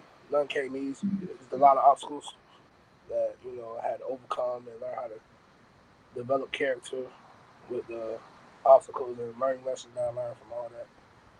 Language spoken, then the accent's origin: English; the South, United States; now in Nevada, United States; Me being me, born and raised in the South, coming out in Nevada, meeting a lot of West Coast guys, California guys